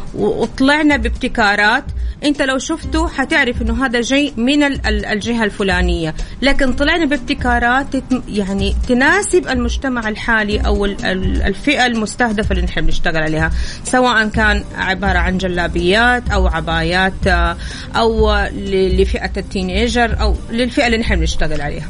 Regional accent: Saudi Arabia; أنا كمصممة سعودية ودارسة

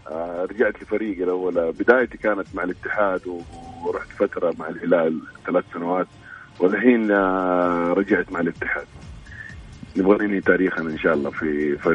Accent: Saudi Arabia; هذا الكادر اللي احنا نفتخر فيه صراحه كسعوديين

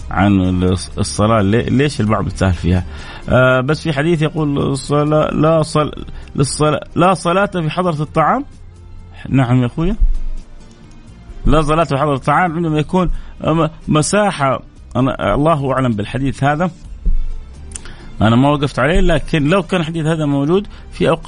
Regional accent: Egypt; now in Medina, Saudi Arabia; من مصر وعايش في احسن وافضل مكان في المملكه وهي المدينه المنوره

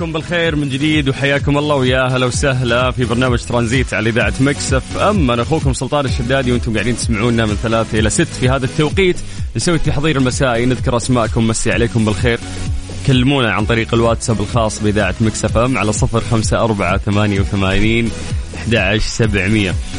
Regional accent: Jeddah, Makkah Province, Saudi Arabia; عندنا في جدة

